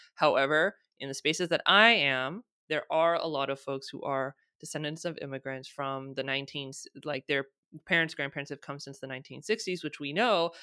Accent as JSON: {"language": "English", "country": "United States", "tie": "born or raised there", "said": "I'm born and raised in the United States, I'm American"}